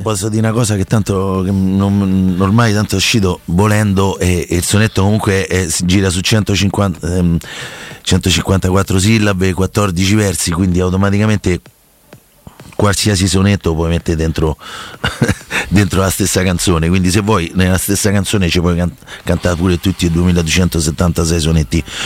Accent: Rome, Lazio, Italy; siamo tutti romani

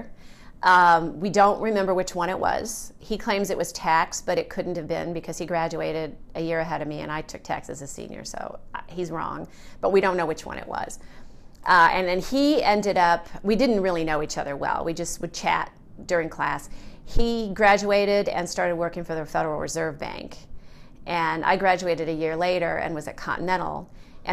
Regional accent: Carbondale, Illinois, United States; moved away; also born or lived in Evanston, Illinois; I grew up in Southern Illinois, in Carbondale, which is about 350 miles south of here.

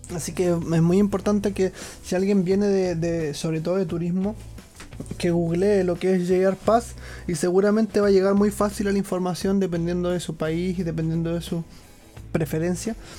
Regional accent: Chile; moved away as an adult; now in Japan

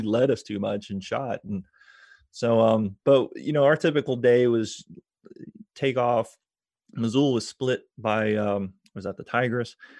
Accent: Tampa, Florida, United States; also born or lived in Georgia; I grew up around MacDill Air Force Base

